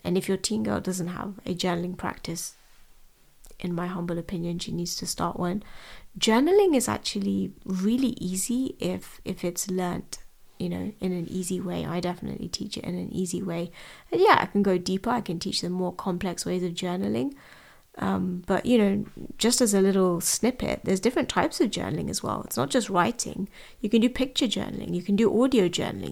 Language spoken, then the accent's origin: English; London, United Kingdom; I was born and raised in London.